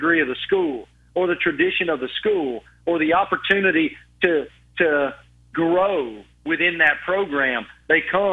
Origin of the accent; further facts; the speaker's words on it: Southwest Virginia, United States; growing up in Southwest Virginia, going to games with my father